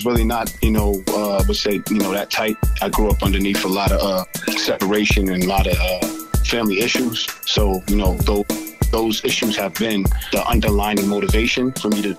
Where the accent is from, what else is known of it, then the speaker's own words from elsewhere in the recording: Boston, Massachusetts, United States; I'm from right here in Boston, Mass. I grew up in, I was born into Hyde Park. And then I kind of moved around the city. I moved to Dorchester. Then I finally settled into Roxbury for my late teens, early 20s